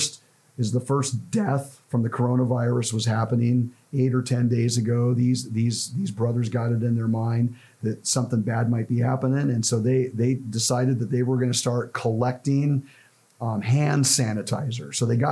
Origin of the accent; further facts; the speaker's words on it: Los Angeles, California, United States; also born or lived in central Ohio; now in Ohio, United States; growing up in Los Angeles, I didn't see this. But since I've come here to the Midwest